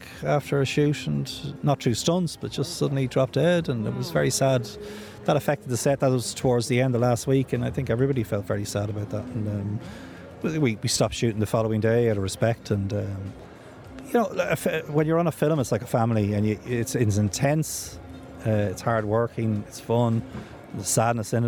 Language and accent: English; Ireland; I'm an Irish guy and I don't speak Arabic.